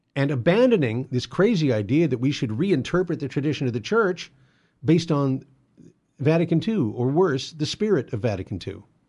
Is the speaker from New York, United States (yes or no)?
no; San Gabriel Valley, Southern California, United States; I live in Southern California, and I grew up here in the San Gabriel Valley at the, uh, bottom of the foothills